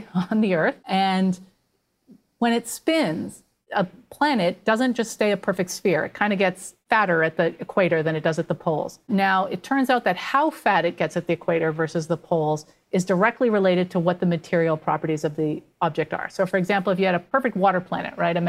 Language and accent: English; Canada; I'm Canadian